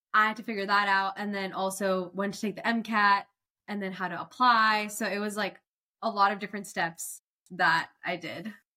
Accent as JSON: {"language": "English", "town": "Cary", "region": "North Carolina", "country": "United States", "tie": "born or raised there", "said": "I'm born and raised from Cary, North Carolina. Never left."}